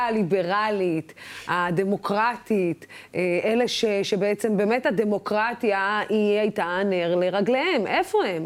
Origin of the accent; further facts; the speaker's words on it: Dimona, Southern District, Israel; moved away; אני הגעתי מדימונה